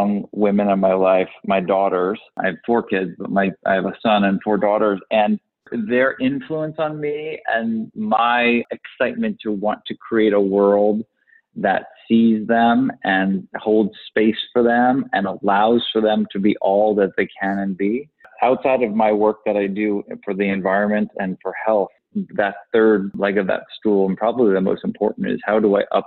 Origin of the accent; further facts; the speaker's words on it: Connecticut, United States; also born or lived in New York; I grew up in the East Coast, New York and Connecticut. And in this little woodland area on the shoreline of Connecticut, we had this stream